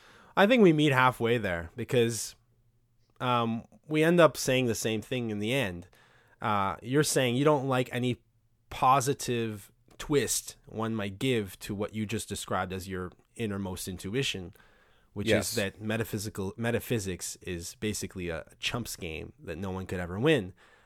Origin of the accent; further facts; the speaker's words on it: Quebec, Canada; I'm French Canadian